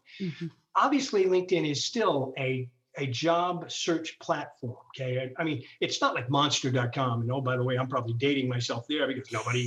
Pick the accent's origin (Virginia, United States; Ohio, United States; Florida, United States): Ohio, United States; I'm born and raised in Ohio. Really kind of have always been here